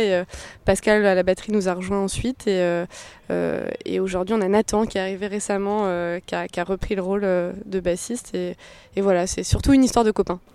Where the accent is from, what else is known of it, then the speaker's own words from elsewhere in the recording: Orléans, Centre-Val de Loire, France; dans notre région, on est d'Orléans